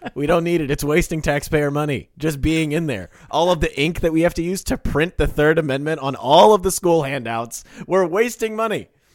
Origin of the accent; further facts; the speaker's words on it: Kansas, United States; I'm from Kansas.